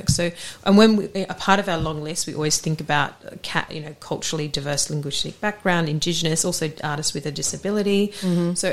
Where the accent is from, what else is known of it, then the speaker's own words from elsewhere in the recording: Australia; now in England; Oh yeah, it was such a great uni, and I turned up as this Australian. Everyone used to pay me out.